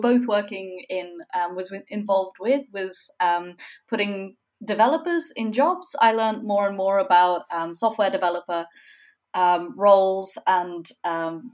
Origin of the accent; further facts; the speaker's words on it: near Edinburgh, Scotland, United Kingdom; also born or lived in Oxford, United Kingdom; now in Berlin, Germany; I grew up near Edinburgh, where you currently are, and now I'm in Berlin